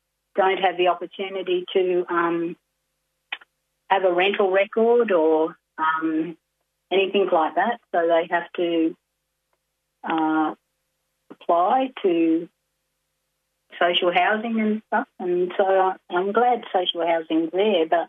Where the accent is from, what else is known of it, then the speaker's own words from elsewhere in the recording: Glen Innes, New South Wales, Australia; also born or lived in Goondiwindi, Queensland; Then we moved to Glen Innes, and my dad built the second house that he built, and that was before the 67 referendum. So I grew up in a town where we, as an Aboriginal family, lived and owned our own house.